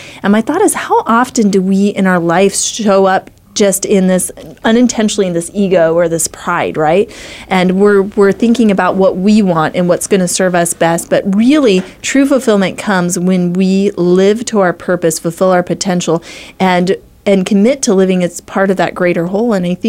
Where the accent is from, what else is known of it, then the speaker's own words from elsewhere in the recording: Idaho, United States; I'm from Idaho, so I'm really, really glad to have people represented here from all over the nation.